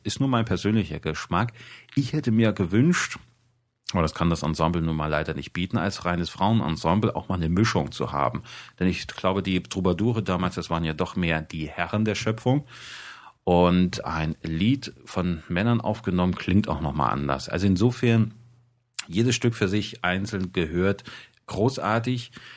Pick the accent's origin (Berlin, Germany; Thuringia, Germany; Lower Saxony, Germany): Thuringia, Germany; mir als Thüringer